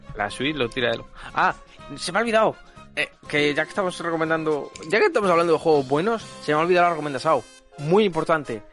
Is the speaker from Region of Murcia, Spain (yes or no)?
yes; Region of Murcia, Spain; soy de Murcia